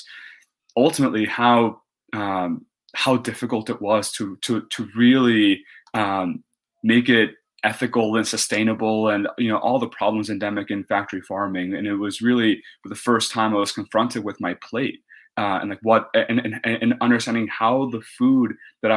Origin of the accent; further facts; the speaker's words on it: Texas, United States; I grew up in Texas, and I'm Mexican by heritage